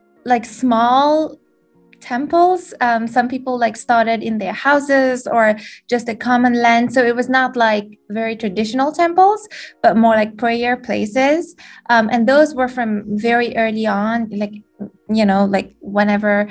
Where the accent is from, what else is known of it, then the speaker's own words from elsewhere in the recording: Mauritius; first language French; English is a second language; moved away as an adult; now in Durham, United States; I was born and raised in Mauritius, which is a small island in the Indian Ocean